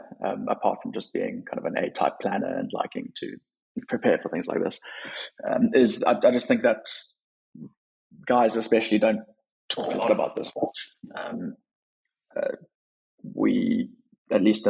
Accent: Cape Town, Western Cape, South Africa; moved away as an adult; also born or lived in Chicago / Washington, D.C.; now in London, United Kingdom; I'm from Cape Town, born and raised there, went to university there, recently moved to London

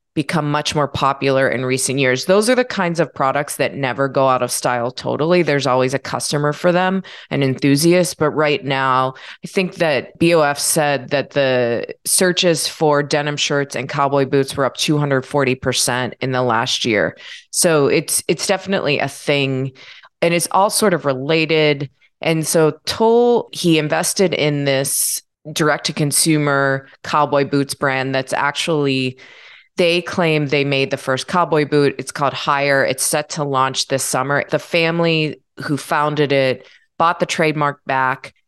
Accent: Pittsburgh, Pennsylvania, United States; I'm from Pittsburgh

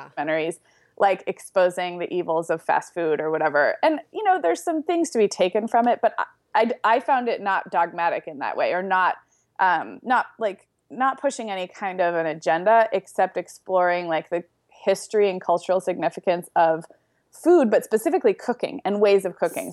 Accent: Santa Barbara, California, United States; Santa Barbara, which is where I grew up

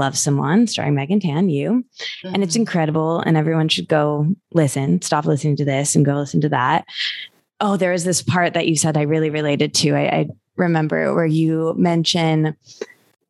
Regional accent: Michigan, United States; now in Los Angeles, United States; I'm from Michigan

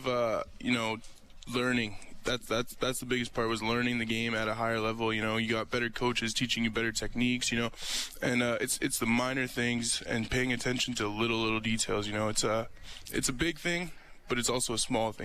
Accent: Calgary, Alberta, Canada; I grew up in Calgary

